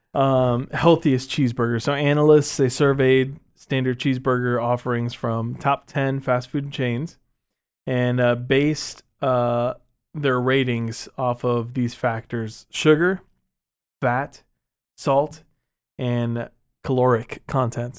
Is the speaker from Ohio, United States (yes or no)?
no; Texas, United States; As a Texan myself